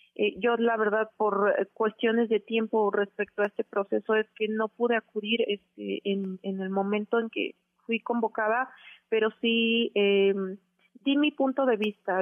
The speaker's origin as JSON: {"language": "Spanish", "region": "Oaxaca", "country": "Mexico", "moved": "as an adult", "lives_now": "Mexico City, Mexico", "said": "yo soy de Oaxaca y que no soy de la Ciudad de México"}